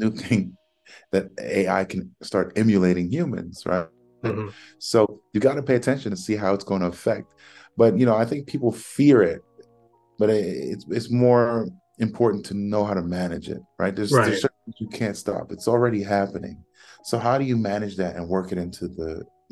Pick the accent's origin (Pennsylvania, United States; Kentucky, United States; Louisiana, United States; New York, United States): New York, United States; growing up in New York